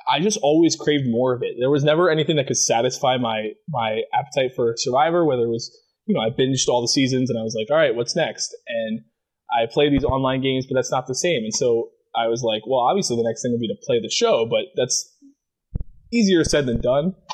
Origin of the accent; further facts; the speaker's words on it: Maryland, United States; there's nothing really defining about growing up in Maryland, like besides crabs.